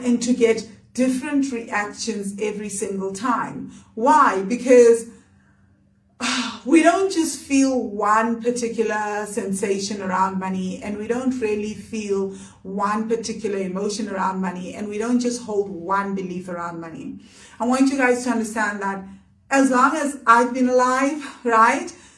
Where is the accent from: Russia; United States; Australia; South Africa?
South Africa; we were growing up in South Africa that was capitalist